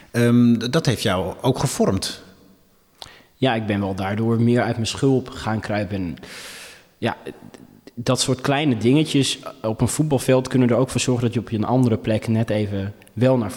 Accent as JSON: {"language": "Dutch", "country": "Ethiopia", "lives_now": "Netherlands", "said": "het voordeel dat ik uit Ethiopië kom... is dat ik ondanks mijn lengte wel stevige billen"}